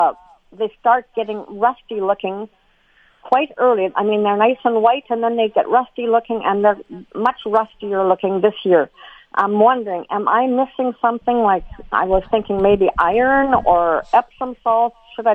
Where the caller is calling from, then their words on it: Morden, Manitoba, Canada; I'm calling from Morden.